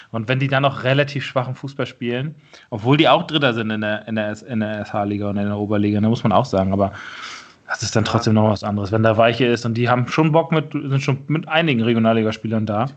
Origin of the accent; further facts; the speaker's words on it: Schleswig-Holstein, Germany; ist für mich halt mein, mein Heimatbundesland